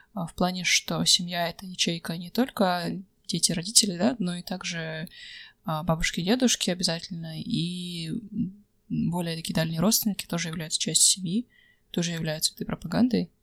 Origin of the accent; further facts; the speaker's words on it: Kazakhstan; Недаром я из Казахстана